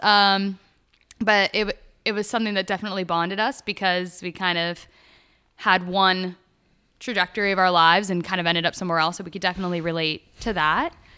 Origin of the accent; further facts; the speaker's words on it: Pittsburgh area, Pennsylvania, United States; I'm originally also from Pittsburgh, about thirty minutes north of the city